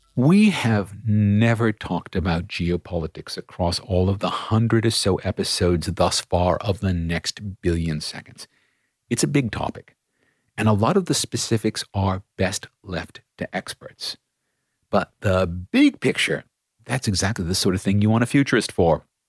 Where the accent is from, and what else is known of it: Australia